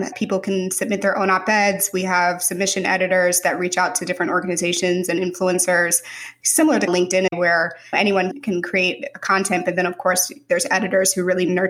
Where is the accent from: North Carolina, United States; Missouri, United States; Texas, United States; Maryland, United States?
Missouri, United States; St. Louis; moved away as an adult; also born or lived in Mountain View, California; I'm from St. Louis, Missouri, born and raised there, and went to college in St. Louis at WashU. And I moved from WashU to Silicon Valley, to Mountain View, straight out of undergrad.